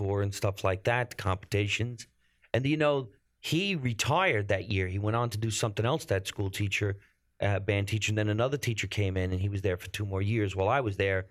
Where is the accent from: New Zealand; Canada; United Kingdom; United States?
United States; Jersey City, New Jersey; I grew up by the city.